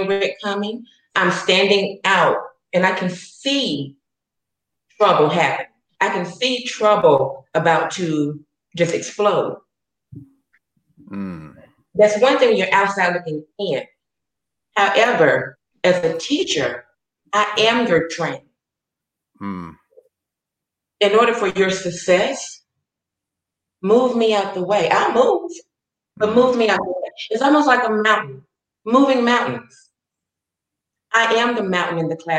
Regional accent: Chattanooga, Tennessee, United States; moved away as an adult; also born or lived in Atlanta, Georgia; now in Kansas, United States; I'm from Chattanooga, Tennessee, so I was raised with diversity

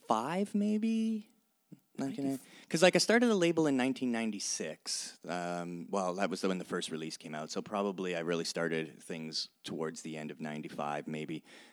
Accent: Canada; as a Canadian, I needed to really discover a lot more Canadian rap music.

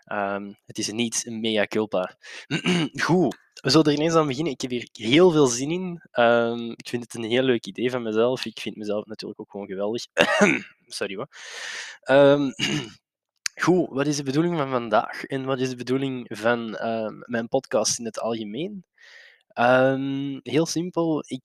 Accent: Brasschaat, Flanders, Belgium; Eh, ik ben een boy uit de Brass Ghetto. Niet dat ik er blij mee ben, maar het is zo, helaas.

